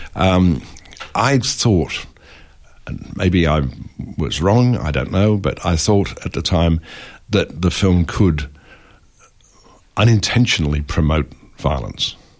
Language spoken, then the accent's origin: English; England, United Kingdom; I grew up in England